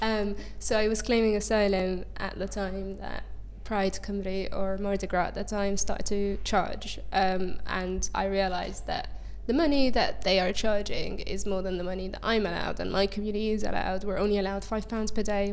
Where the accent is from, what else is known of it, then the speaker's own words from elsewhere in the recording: Egypt; moved away; an LGBT plus rights activist and refugee from Egypt